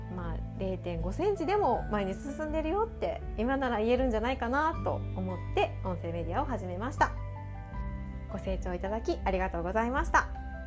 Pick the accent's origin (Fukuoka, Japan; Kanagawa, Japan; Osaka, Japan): Osaka, Japan; 私は大阪出身